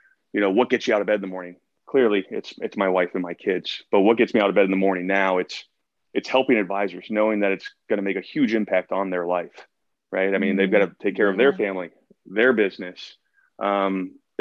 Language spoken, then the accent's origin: English; Columbus, Ohio, United States; moved away as an adult; also born or lived in the Northwest; now in Pacific Northwest, United States; I started off back in Columbus, my hometown, back in Ohio